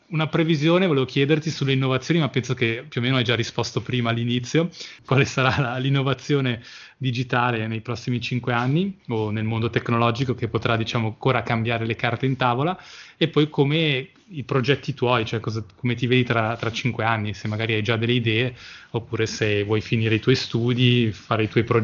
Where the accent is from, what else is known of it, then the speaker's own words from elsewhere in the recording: Australia; born there; io sono, anch'io sono nato in Australia, avevo 18 anni e ho fatto 6 mesi